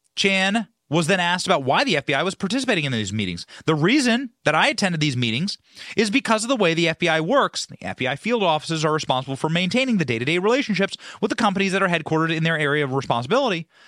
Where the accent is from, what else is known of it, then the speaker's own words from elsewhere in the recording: United States; as an American